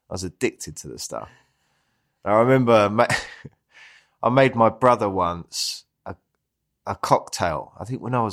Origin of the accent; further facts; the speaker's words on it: London, United Kingdom; Uh, Southeast London. So yeah, and I've always kind of lived around there ever since. I love it down there. Uh, I live in Greenwich now, so that's a beautiful part of London.